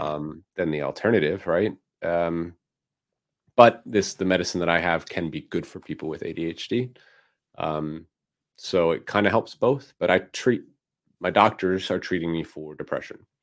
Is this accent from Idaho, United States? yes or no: no; Philadelphia, Pennsylvania, United States; moved away; my hometown of Philadelphia